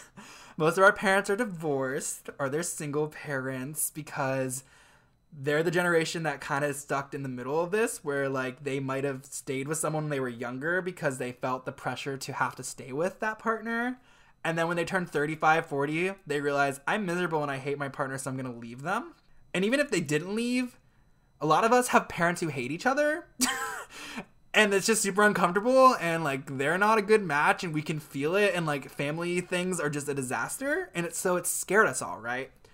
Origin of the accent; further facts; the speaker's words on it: Ohio, United States; growing up in Ohio was even harder